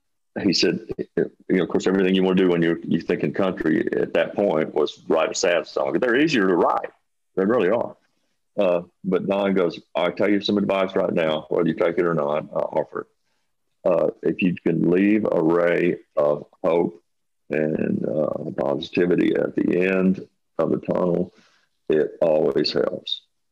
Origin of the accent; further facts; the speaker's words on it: Abilene, Texas, United States; moved away; I said, you're a Texan. I'm a Texan. Wrote this song called … And it's actually about me leaving Abilene to go chase the music thing.